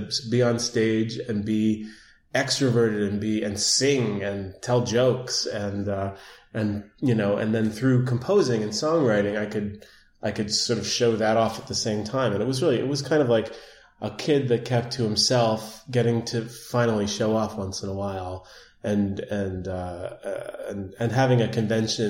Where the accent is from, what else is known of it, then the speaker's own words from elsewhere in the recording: New York City, New York, United States; I grew up in Manhattan